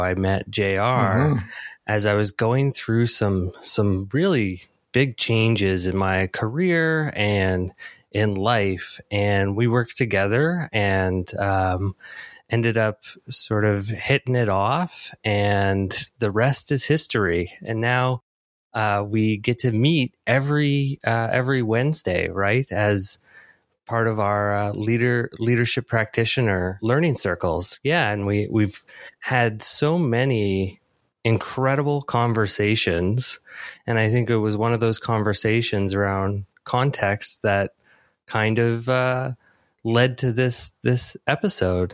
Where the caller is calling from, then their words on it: Toronto, Ontario, Canada; I am calling in from Toronto